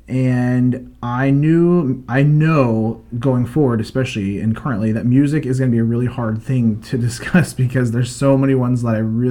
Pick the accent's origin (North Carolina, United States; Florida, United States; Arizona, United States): Florida, United States; Tampa; moved away; I'm originally from Tampa